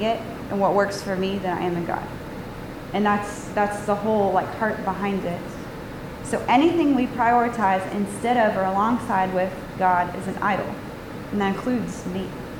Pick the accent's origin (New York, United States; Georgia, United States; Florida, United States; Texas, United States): Georgia, United States; Atlanta; I'm from Atlanta